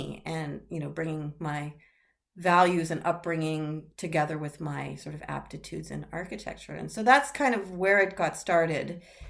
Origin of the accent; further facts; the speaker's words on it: Montreal, Quebec, Canada; I grew up in a household where my father and stepmother were pretty deep environmentalists when I was growing up in Montreal, Canada.